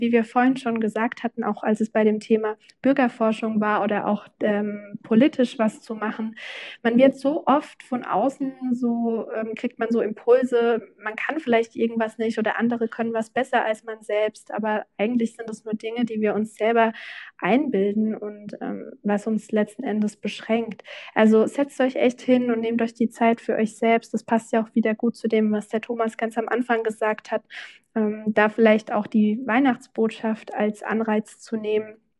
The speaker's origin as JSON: {"language": "German", "town": "Obernburg am Main", "region": "Bavaria", "country": "Germany", "tie": "born or raised there", "said": "in Obernburg und Eisenbach, also meinem Heimatort"}